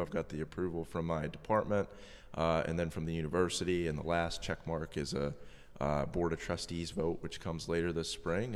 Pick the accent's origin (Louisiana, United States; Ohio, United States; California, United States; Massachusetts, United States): Massachusetts, United States; moved away; I'm originally from Massachusetts.